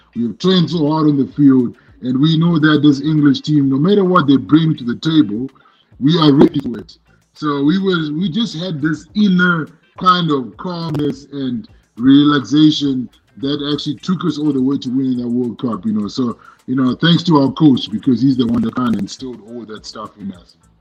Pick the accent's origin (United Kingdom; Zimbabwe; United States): Zimbabwe; where I was born and raised in Zimbabwe